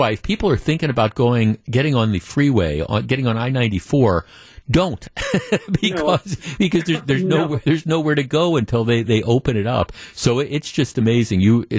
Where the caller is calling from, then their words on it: Sheboygan, Wisconsin, United States; Jeff, I'm from Sheboygan. It's sunny. It's not bad here.